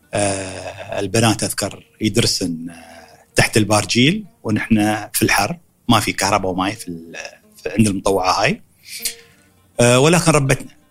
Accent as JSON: {"language": "Arabic", "region": "Dubai", "country": "United Arab Emirates", "tie": "born or raised there", "accent": "Emirati"}